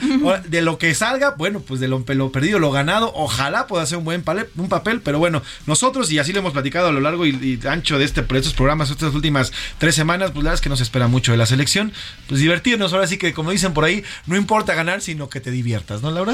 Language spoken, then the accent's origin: Spanish; Mexico